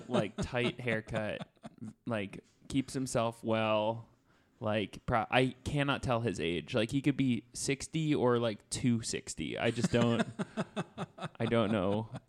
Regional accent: Seattle, Washington, United States; now in Los Angeles, United States; I grew up in Seattle.

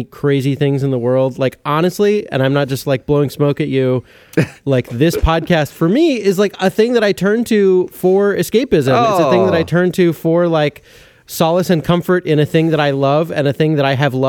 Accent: Santa Monica, California, United States; grew up, in Santa Monica, California, is my hometown

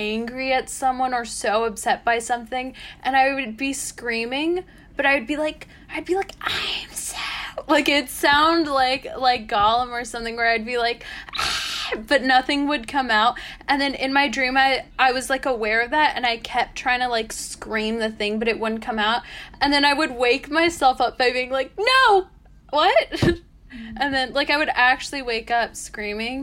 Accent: United States; second / third generation Korean American

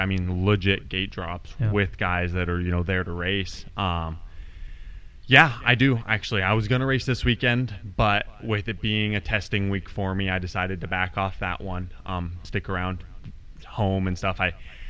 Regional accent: Colorado Springs, Colorado, United States; now in Florida, United States; Colorado Springs, Colorado.

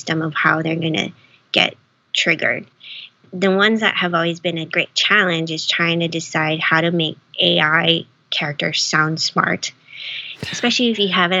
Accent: Hawaii, United States; moved away as an adult; now in Los Angeles, United States; growing up in Hawaii, you don't really have those. I didn't grow up here

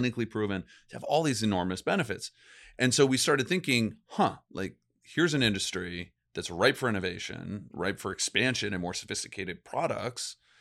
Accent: Los Angeles, California, United States; I was born actually in Los Angeles

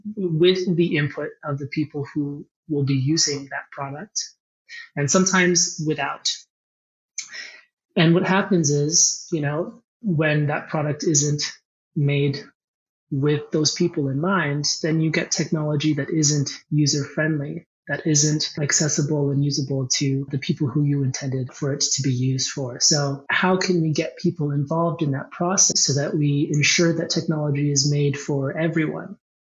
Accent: Quebec, Canada; born there; also born or lived in Ontario / Alberta; I'm an Easterner as well. I was born in Quebec and spent some years in Ontario and then many more years in Alberta.

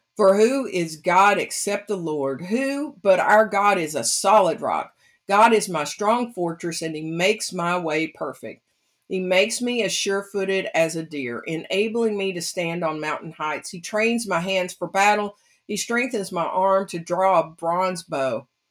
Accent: United States; growing up in the United States of America

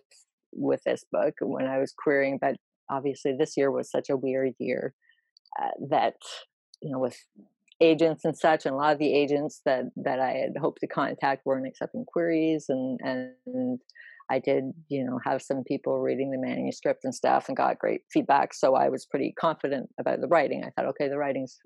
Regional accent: Canada; because I'm Canadian, our big race is the Queen's Plate

